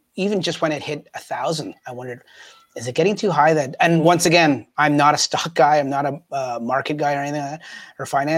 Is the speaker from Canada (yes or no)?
yes; Canada; As Canadians